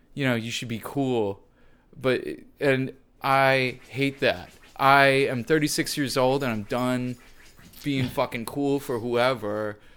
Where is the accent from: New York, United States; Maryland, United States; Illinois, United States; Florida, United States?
Illinois, United States; Deer Park; I grew up in Deer Park, Illinois, which did not have a school, so I went to Barrington High